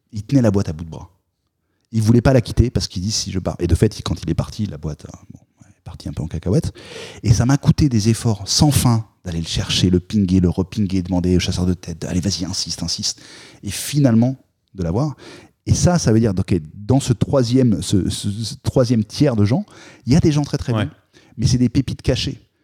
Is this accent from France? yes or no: yes; France